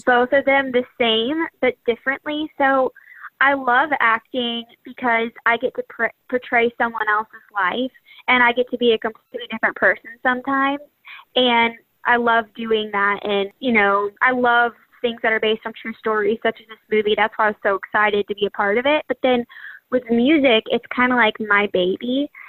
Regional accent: Birmingham, Alabama, United States; I was raised in Birmingham, Alabama

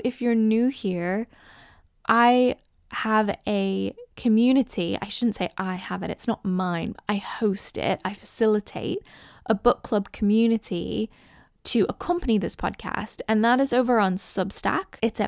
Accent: United States; moved away as an adult; now in United Kingdom; I get people guessing that I'm Canadian, Irish, Scottish. I'm actually American, but I have lived in England for over a decade now. England is my home.

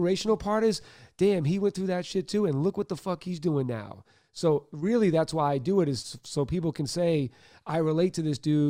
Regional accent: Boston, Massachusetts, United States; I'm white from Boston

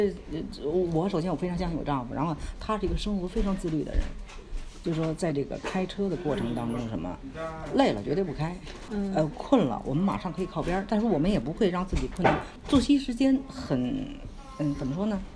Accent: Beijing, China; 是中国人吗？我说对，是中国人。从哪儿来？我说我们从北京来。

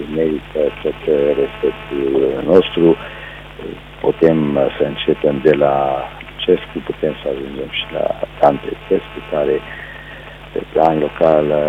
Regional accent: Târnăveni, Mureș County, Romania; am plecat din Târnăven la Târgu Mureș, orașul unde locuiesc și astăzi. Am buletin românesc

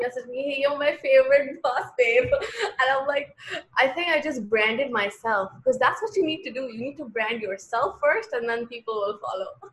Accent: Pakistan; also born or lived in Lahore / Karachi; as a Pakistani girl

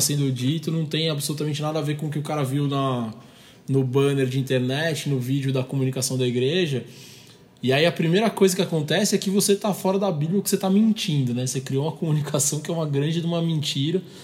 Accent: Brazil; a gente está no país do samba

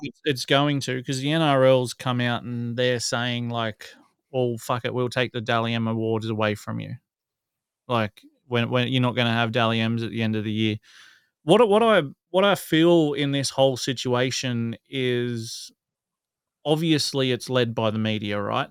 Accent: Newcastle, New South Wales, Australia

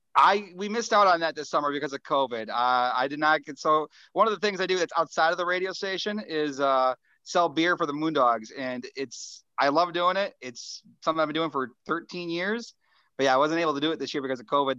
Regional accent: Springfield, Minnesota, United States; I'm from Springfield, the hometown

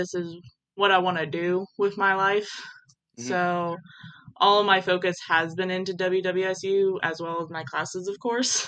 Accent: St. Mary's, West Virginia, United States; now in Columbus, United States; I am from St. Mary's, West Virginia. But I also live in Columbus, Ohio.

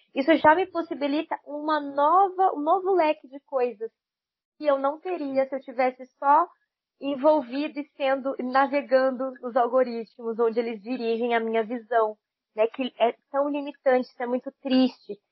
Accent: Brazil; somos brasileiras

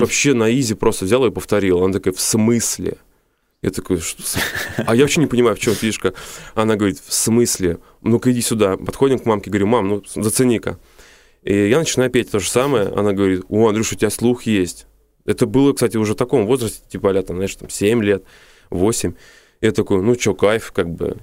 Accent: Moscow, Russia; я москвич коренной

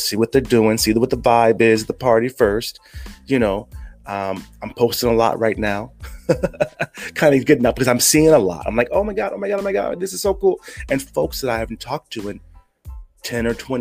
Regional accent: United States; moved away as an adult; now in Philippines; when I was from the States

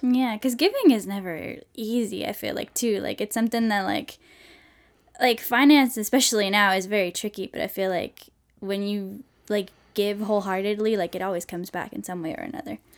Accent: Sweden; moved away as an adult; now in United States; I'm from Sweden

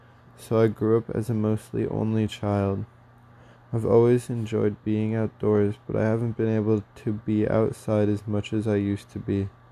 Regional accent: Havre, Montana, United States; also born or lived in Tacoma, Washington; I was born in Tacoma, Washington, and lived in Havre my whole life.

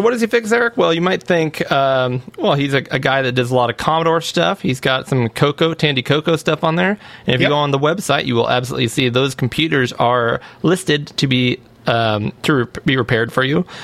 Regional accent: Auburn, California, United States; Auburn, California, my uh, my hometown here, uh, yeah. Grass Valley, Auburn area.

